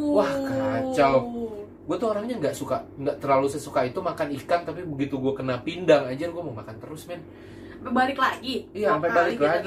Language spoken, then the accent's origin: Indonesian; East Jakarta, Jakarta, Indonesia; namanya kita orang Jakarta apalagi gue orang Jaktim gitu kan